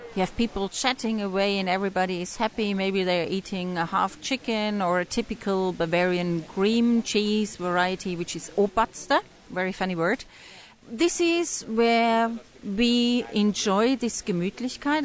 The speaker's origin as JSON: {"language": "English", "region": "England", "country": "United Kingdom", "also_born_or_lived": "Indonesia", "said": "I'm English, but I travel a lot in Indonesia"}